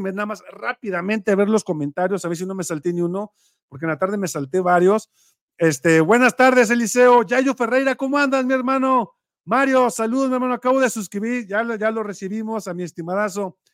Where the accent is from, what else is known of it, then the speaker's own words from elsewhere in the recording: Mexico; Todos debemos de pagar como mexicanos honestos.